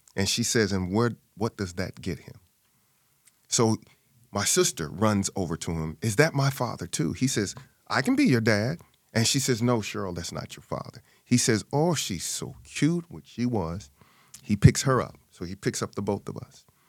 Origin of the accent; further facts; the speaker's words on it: St. Louis, Missouri, United States; born and raised in Saint Louis, Missouri.